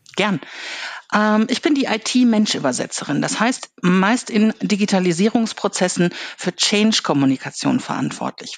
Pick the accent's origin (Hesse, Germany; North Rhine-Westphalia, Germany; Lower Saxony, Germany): North Rhine-Westphalia, Germany; Ruhr area; ich bin im Ruhrgebiet aufgewachsen